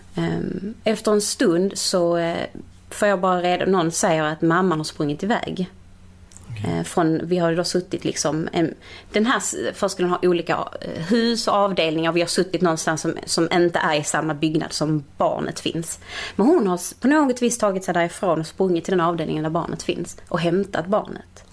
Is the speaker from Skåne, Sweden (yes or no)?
yes; Malmö, Skåne, Sweden; also born or lived in Portugal; Holma i Malmö